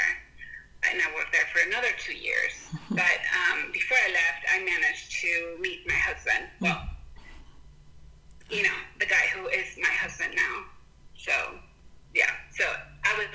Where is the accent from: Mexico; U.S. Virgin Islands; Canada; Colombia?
Mexico; Texcoco, State of Mexico; English is a second language; moved away as an adult; also born or lived in Guadalajara / Denton, Texas; now in United States; I grew up in Mexico City. So, okay. Well, actually, in a town called Texcoco. We were born in Mexico City, and then shortly after I was born, my family moved to Texcoco